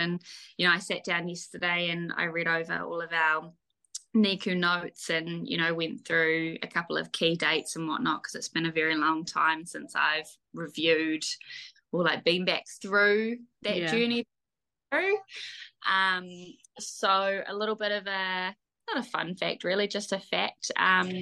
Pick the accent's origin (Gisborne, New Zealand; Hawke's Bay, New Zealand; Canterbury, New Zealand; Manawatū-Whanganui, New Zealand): Gisborne, New Zealand; also born or lived in Waikato; We live in the beautiful Gisborne on the East Coast. My kiddies and I have been here for about a year. And before then, we lived in the Waikato. So it's great to be back here in my hometown where I grew up